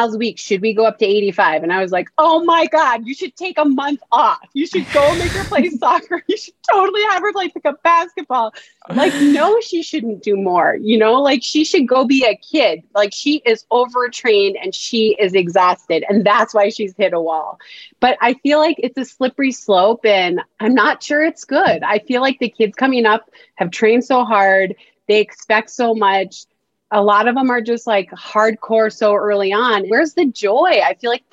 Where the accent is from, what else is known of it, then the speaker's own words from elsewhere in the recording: United States; I grew up in America.